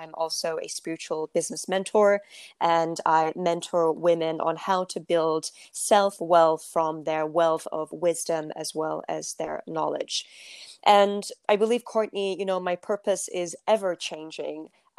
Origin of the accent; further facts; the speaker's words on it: Turkey; I come from, I'm from Turkey, so I come from a culture that that really is a story of, you know, women are supposed to be at home